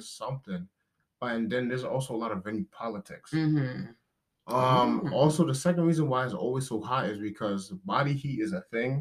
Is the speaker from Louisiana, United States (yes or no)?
no; New York City, New York, United States; I'm from New York City, uh, Brooklyn, New York